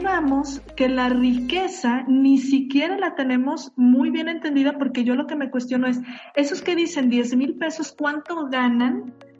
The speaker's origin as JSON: {"language": "Spanish", "country": "Mexico"}